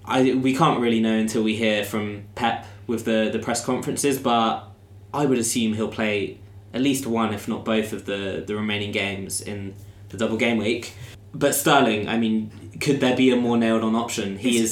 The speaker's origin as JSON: {"language": "English", "town": "Luton", "region": "East of England", "country": "United Kingdom", "tie": "born or raised there", "said": "Luton, my hometown"}